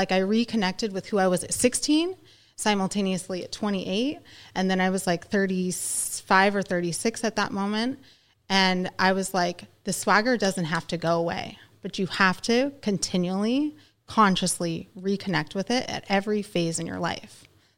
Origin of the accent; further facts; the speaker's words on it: Ohio, United States; also born or lived in California; I'm from California, but I went to high school in Ohio